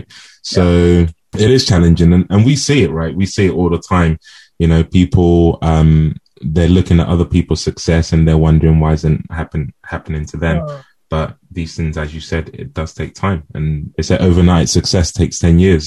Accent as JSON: {"language": "English", "country": "Nigeria", "said": "We're of African descent, right? We're from Nigeria."}